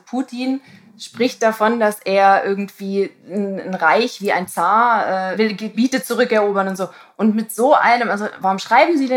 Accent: Tübingen, Baden-Württemberg, Germany; now in Hamburg, Germany; Also ich komme aus der Ecke.

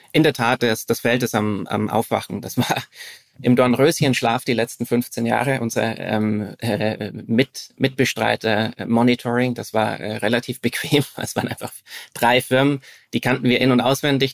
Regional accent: Franconian Switzerland, northern Bavaria, Germany; moved away as an adult; now in Zurich, Switzerland; ich bin in mhm. äh, Deutschland aufgewachsen, im Süden. Mhm. Im, im, Im Norden des Südens, also in, äh, in der fränkischen Schweiz, das ist der, der nördliche Teil von Bayern.

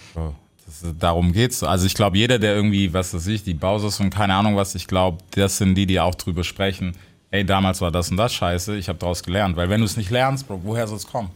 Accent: United States; für mich als Amerikaner

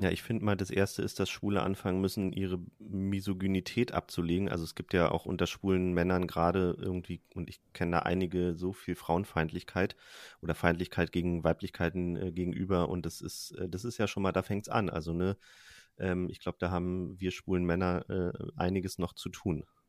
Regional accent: Germany; ich bin am Rand von Berlin aufgewachsen

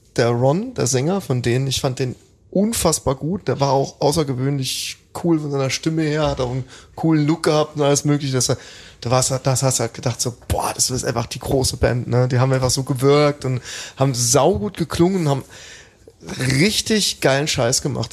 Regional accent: Welchweiler, Rhineland-Palatinate, Germany; moved away; in meinem Heimatdorf in Welschweiler

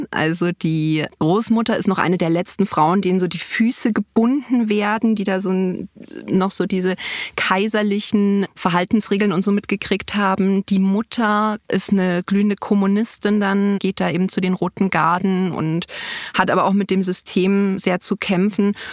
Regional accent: Bavaria, Germany; nee, ich äh, bin aus Bayern nicht rausgekommen. Das, ist, das hört man nicht, aber du hörst es

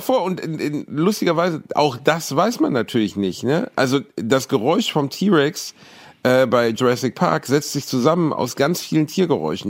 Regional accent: Gelsenkirchen, North Rhine-Westphalia, Germany; in meiner Heimat in Gelsenkirchen

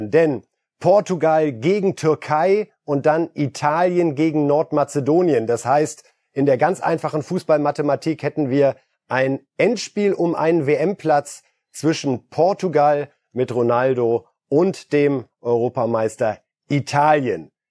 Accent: Poland; moved away; Als geborener Pole

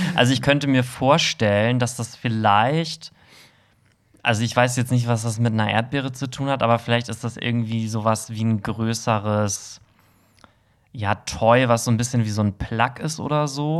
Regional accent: Hamburg, Germany; im Herzen bin ich Hamburger

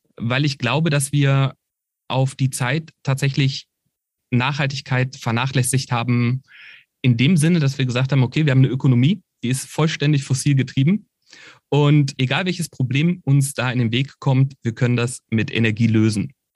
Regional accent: Berlin, Germany; ich komme aus Berlin, das heißt Brandenburg ist die direkte Umgebung gewesen

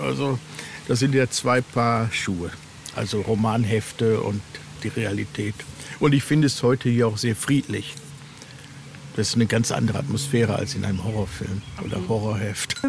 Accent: North Rhine-Westphalia, Germany; ich mich hier halt gut auskenne in meiner Heimat aus Westfalen

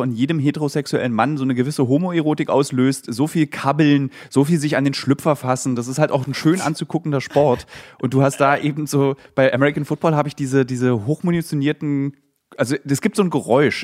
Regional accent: Berlin, Germany; ich bin ja Berliner

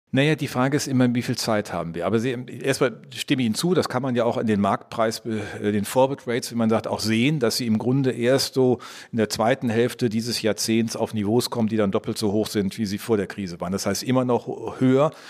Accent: Rhineland, Germany; als gebürtiger Rheinländer

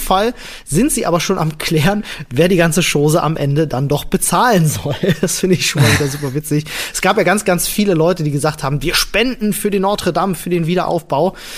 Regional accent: Germany; hier bei uns in Deutschland

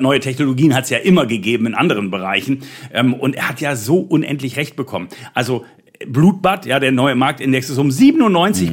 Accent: Bremen, Germany; Ich bin Bremer gebürtiger

